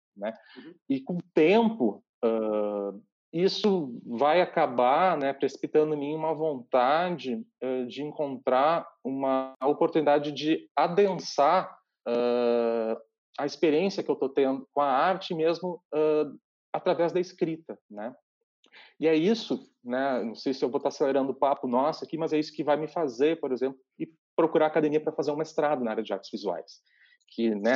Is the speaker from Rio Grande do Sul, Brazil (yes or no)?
yes; Bento Gonçalves, Rio Grande do Sul, Brazil; also born or lived in Santa Maria, Rio Grande do Sul; Eu nasci uh, em Bento Gonçalves, interior do Rio Grande do Sul, na Serra Gaúcha, e fui estudar em Santa Maria